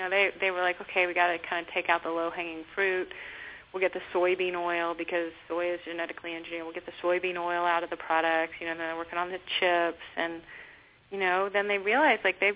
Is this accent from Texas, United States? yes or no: yes; Texas, United States; I grew up in Texas